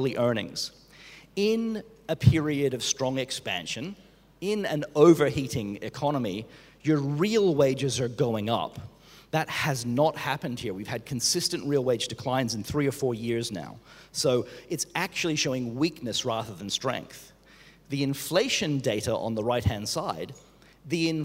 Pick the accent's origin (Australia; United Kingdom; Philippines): Australia; moved away; I'm Australian